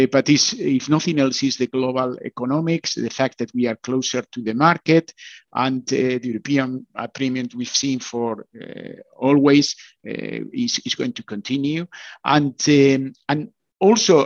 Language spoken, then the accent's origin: English; Bilbao, Basque Country, Spain; I come from Bilbao, so it's very close to Pamplona